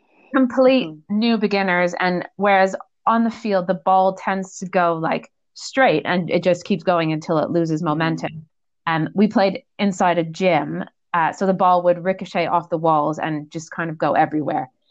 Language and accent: English; Canada; moved away as an adult; also born or lived in Netherlands; I am from originally from Canada.